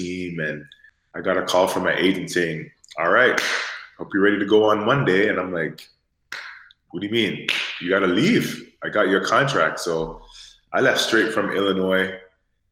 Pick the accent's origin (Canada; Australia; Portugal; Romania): Canada; Toronto, Ontario; I'm from Toronto, and obviously growing up in Toronto, hockey was like my first sport